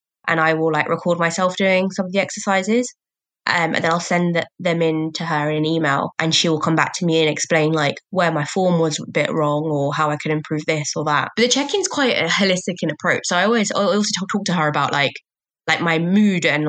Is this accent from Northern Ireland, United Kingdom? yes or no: no; Croydon, London, United Kingdom; also born or lived in Barking, Essex; I was born in Essex, fun fact, but then we moved to Croydon when I was like 2